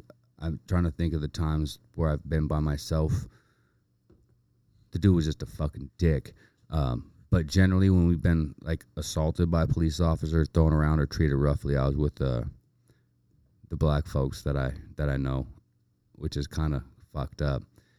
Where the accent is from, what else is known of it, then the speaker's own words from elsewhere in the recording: Hollywood, California, United States; Right? Hollywood.